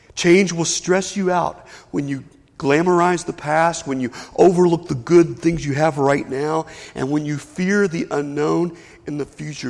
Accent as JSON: {"language": "English", "town": "Lexington", "region": "Kentucky", "country": "United States", "tie": "born or raised there", "also_born_or_lived": "Whitesburg, Kentucky", "said": "I grew up in Lexington, Kentucky"}